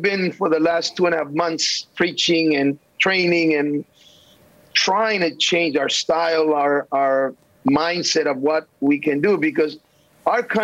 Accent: El Salvador; moved away; also born or lived in United States; I was born in El Salvador

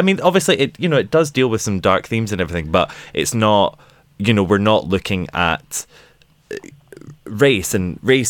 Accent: United Kingdom; I'm a Brit

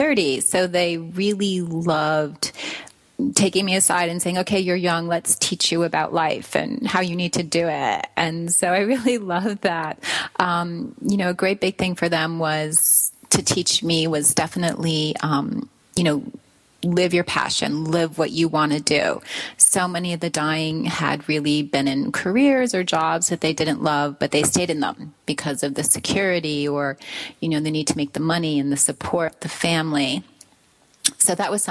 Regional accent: Branford, Connecticut, United States; my hometown of Brantford, Connecticut

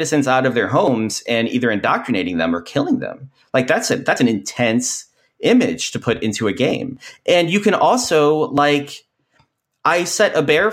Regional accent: Kentucky, United States; I grew up in Kentucky

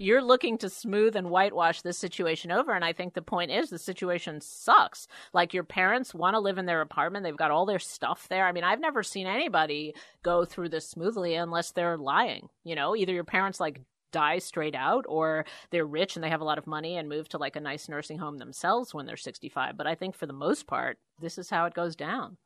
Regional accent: New York City, New York, United States; who I grew up with in Queens, even poorer than we were on really the wrong side of the tracks in Jamaica

